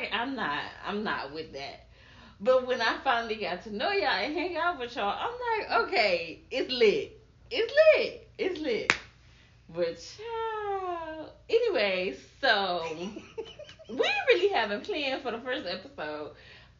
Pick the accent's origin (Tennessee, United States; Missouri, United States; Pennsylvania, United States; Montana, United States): Missouri, United States; St. Louis; moved away as an adult; now in Dallas, United States; I'm from the St. Louis, Missouri area.